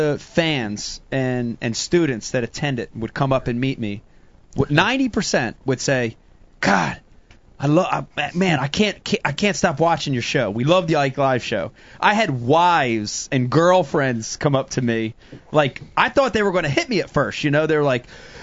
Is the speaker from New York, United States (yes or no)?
no; New Jersey, United States; I'm growing up in South Jersey